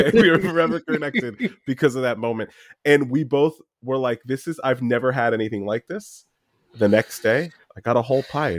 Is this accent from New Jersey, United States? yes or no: yes; New Jersey, United States; moved away; I'm from Jersey